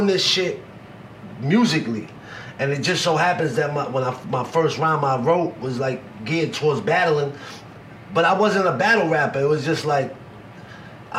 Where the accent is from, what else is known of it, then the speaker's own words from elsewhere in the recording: New York City, New York, United States; also born or lived in Staten Island / Poconos; See, I'm from Coney Island, but in my high school years, I went to high school in Staten Island.